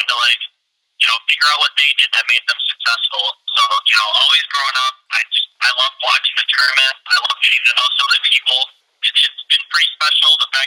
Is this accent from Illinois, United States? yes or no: yes; Peru, Illinois, United States; Peru, Illinois, you know, my hometown.